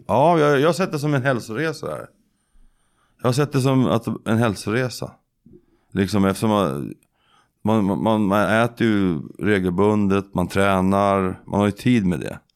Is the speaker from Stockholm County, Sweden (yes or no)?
yes; Södertälje, Stockholm County, Sweden; moved away; also born or lived in Skaftö, Lysekil; jag kommer från Södertälje